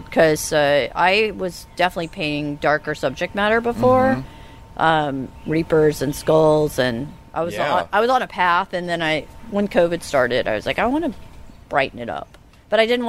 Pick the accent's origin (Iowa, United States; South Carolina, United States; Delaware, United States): South Carolina, United States; Charleston; also born or lived in Asheville, North Carolina; now in Savannah, United States; I grew up in Charleston